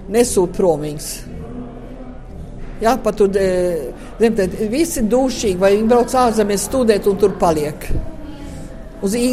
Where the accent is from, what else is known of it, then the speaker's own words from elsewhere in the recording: Latvia; Mēs esam latvieši, visi latvieši svinīgi. Es varu iet Zviedros, es varu iet Latviešu, un tāpēc es paliku daudz vairāk Latvijā to.